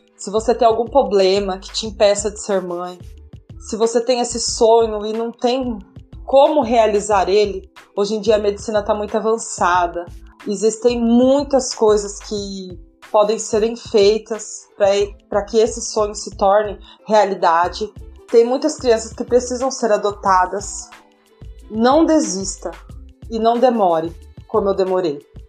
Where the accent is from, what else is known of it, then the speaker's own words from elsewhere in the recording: Itápolis? / Bitinga, São Paulo, Brazil; sou de Bitinga, São Paulo